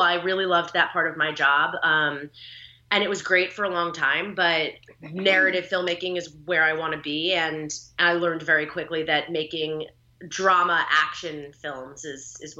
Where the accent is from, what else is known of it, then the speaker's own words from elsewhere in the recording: New Jersey, United States; moved away as an adult; now in Los Angeles, United States; I born and raised in New Jersey. I've been an East Coaster my whole life, but I came out to LA right out of college